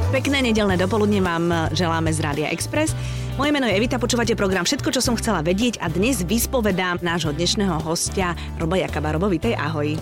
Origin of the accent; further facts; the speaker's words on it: Žilina, Žilina Region, Slovakia; ja ako rodina Žilinčanka